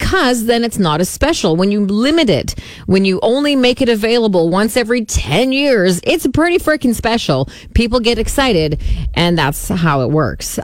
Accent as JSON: {"language": "English", "town": "Saskatoon", "region": "Saskatchewan", "country": "Canada", "tie": "born or raised there", "said": "when I was growing up in Pacific Heights, there was a Venice House on 22nd Street"}